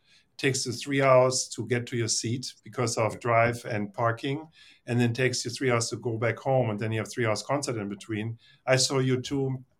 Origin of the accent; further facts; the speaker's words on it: Germany; moved away as an adult; also born or lived in Los Angeles, United States; now in United States; I grew up in Germany and I studied there and I worked in an agency in Germany for a few years. And then I immigrated to the United States.